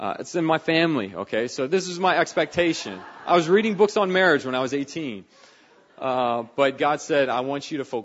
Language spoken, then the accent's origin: English; Northern Virginia, United States; moved away; I grew up in Northern Virginia